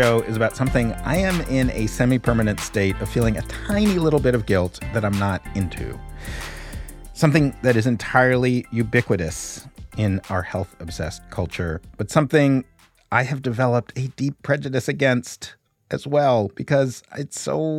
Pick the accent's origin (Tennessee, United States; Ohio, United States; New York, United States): New York, United States; New York City; I was born in 1970 in Greenwich Village. I grew up my whole childhood in Greenwich Village, New York. That was the whole world I knew.